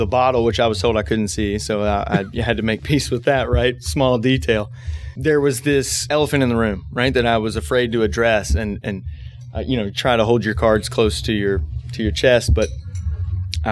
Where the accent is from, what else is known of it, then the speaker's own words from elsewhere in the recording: Bardstown, Kentucky, United States; I was born and raised in Bardstown